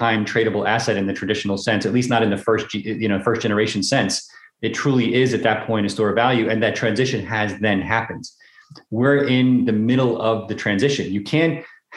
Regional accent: New York, United States; I'm from New York

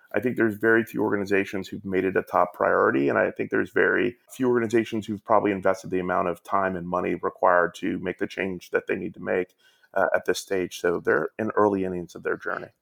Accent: Atlanta, Georgia, United States; moved away; also born or lived in New York City; I grew up down in Atlanta

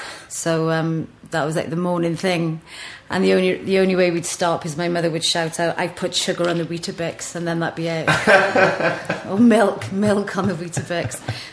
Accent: Groeswen, Wales, United Kingdom; I grew up in a little village called Groeswen, which probably had about 12 houses.

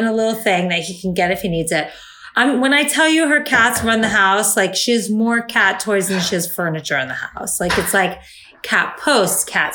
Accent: near Miami, Florida, United States; now in California, United States; I grew up near Miami

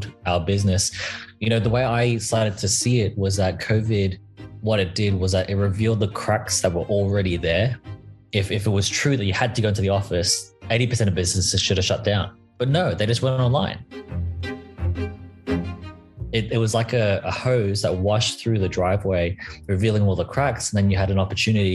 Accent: Australia; I am Australian

